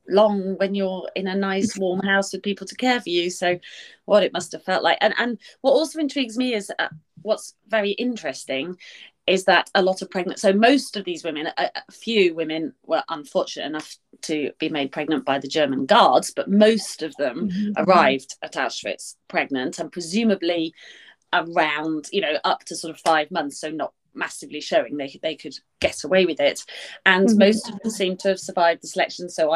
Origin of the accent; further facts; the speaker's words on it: United Kingdom; I'm British